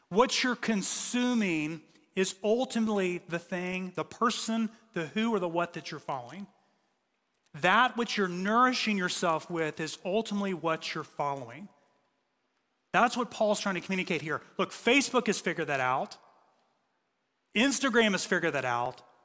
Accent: United States; we're American

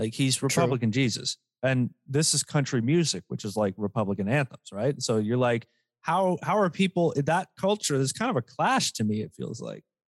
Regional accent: Canada; we're Canadian

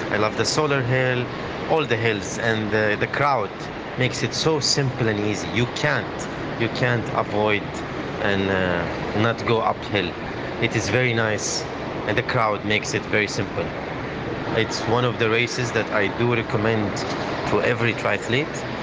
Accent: Saudi Arabia; I am uh, 47 years old and I am from Saudi Arabia.

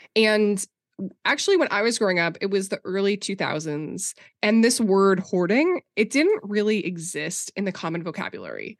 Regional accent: Minnesota, United States; I grew up conservative Christian in Minnesota, like, very evangelical

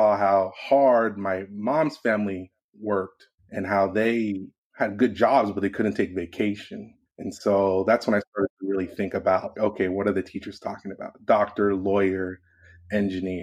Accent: Los Angeles, California, United States; I'm born and raised in Los Angeles, California

